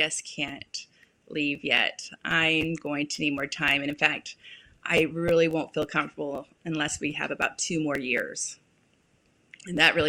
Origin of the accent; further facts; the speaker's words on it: California, United States; moved away as an adult; also born or lived in Utah; now in San Antonio, United States; I was raised in California